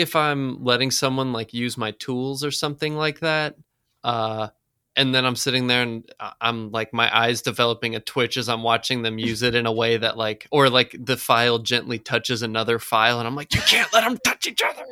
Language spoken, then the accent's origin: English; the South, United States; I was raised in the South